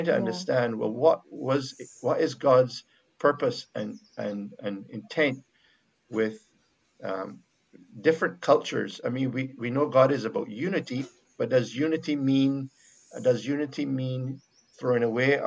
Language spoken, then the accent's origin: English; Barbados; accent: Bajan; first language Bajan; Bajan, my accent.